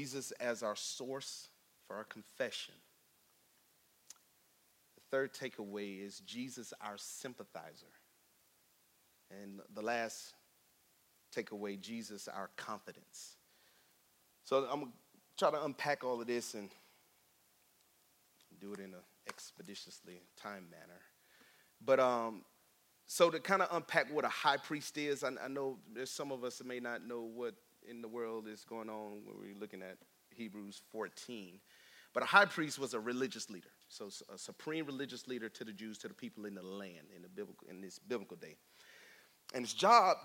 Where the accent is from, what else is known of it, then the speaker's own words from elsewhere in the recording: Tallahassee, Florida, United States; moved away; Me and my family are from Tallahassee